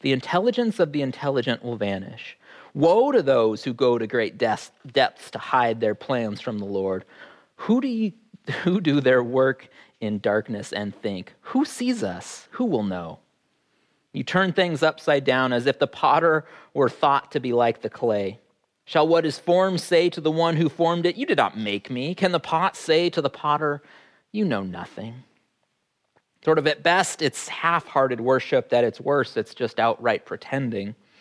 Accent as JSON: {"language": "English", "town": "Fairbanks", "region": "Alaska", "country": "United States", "tie": "born or raised there", "said": "growing up in Fairbanks"}